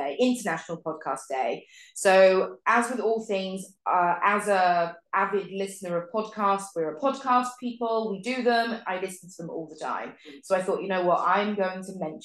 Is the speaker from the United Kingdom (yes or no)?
yes; Thatcham, South East England, United Kingdom; I grew up in the UK, in a little village called Thatcham.